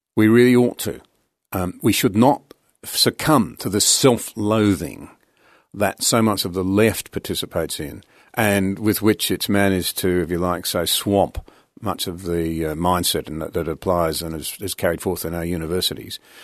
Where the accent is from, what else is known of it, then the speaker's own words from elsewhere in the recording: Australia; I as an Australian